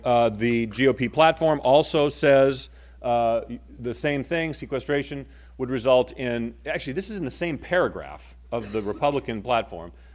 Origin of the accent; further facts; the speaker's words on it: Maine, United States; moved away; I grew up in Maine, okay? My family still lives there